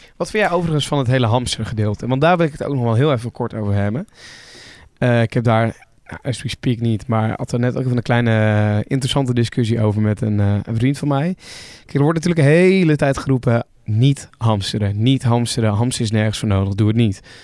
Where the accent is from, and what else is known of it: Netherlands